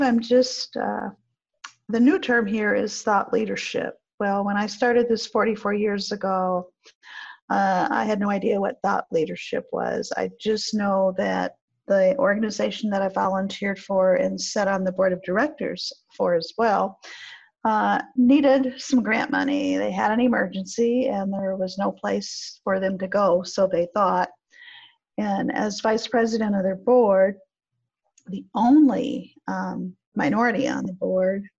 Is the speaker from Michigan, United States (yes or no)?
yes; Flint, Michigan, United States; I'm from Flint, Michigan